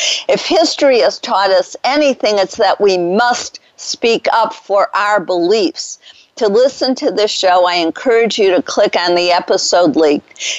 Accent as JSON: {"language": "English", "town": "Detroit", "region": "Michigan", "country": "United States", "tie": "born or raised there", "lives_now": "Dallas, United States", "said": "It's a robin, which was my favorite bird growing up in Detroit."}